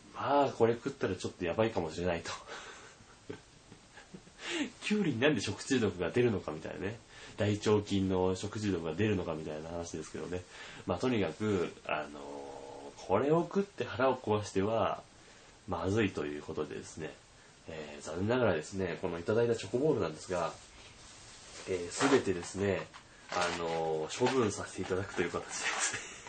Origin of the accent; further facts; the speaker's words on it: the area hit by the March earthquake, Tohoku, Japan; あのまあ私も生まれはその辺なんで、大変思い出の深い地域でございます